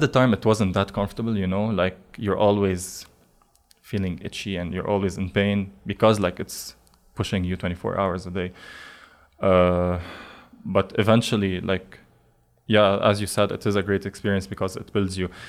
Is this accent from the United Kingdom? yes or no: no; Lebanon; moved away as an adult; I grew up in Lebanon.